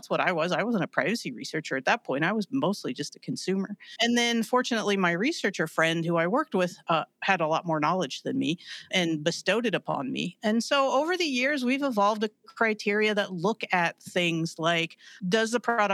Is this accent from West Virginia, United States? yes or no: yes; West Virginia, United States; I'm from West Virginia